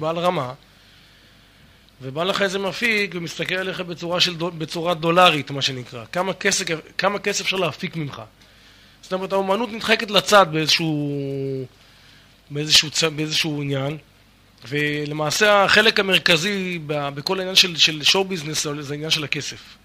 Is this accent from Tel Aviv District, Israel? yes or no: no; the Krayot area, Haifa District, Israel; moved away as an adult; also born or lived in Miami, United States; גדלנו באזור הקריות ולאחר מכן בקיבוץ, קיבוץ של השומר הצעיר